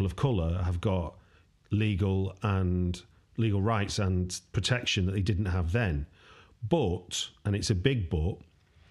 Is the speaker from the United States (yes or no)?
no; United Kingdom; as a British person